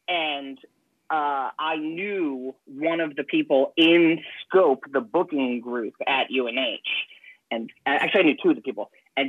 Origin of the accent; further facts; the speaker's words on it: New Hampshire, United States; I moved here in sixth grade. I consider myself from New Hampshire.